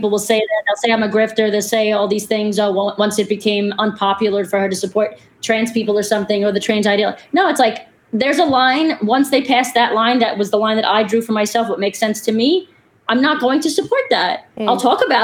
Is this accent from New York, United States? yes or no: yes; New York City, New York, United States; also born or lived in Florida; I'm from Brooklyn.